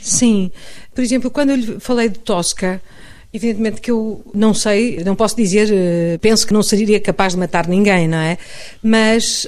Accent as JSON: {"language": "Portuguese", "country": "Portugal", "moved": "as an adult", "lives_now": "Madrid, Spain", "said": "sou portuguesa"}